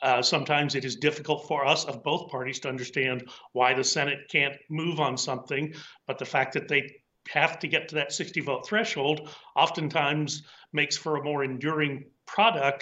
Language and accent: English; Texas, United States; I'm from Texas